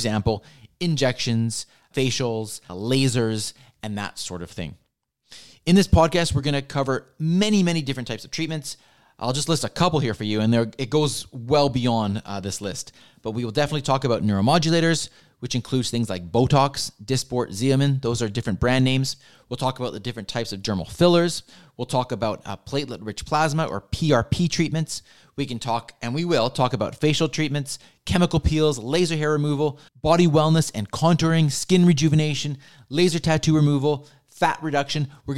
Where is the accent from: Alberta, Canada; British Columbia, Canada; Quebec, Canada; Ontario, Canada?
British Columbia, Canada; Vancouver; As I mentioned, I was born and raised here in Vancouver. I attended school here in Vancouver